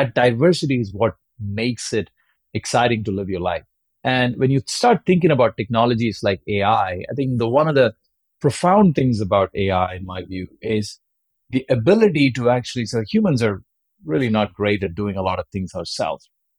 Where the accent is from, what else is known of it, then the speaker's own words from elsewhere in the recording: India; if you're growing up in India in the late 80s and 90s, you know, all you wanted to be was be Sachin Tendulkar or somewhere.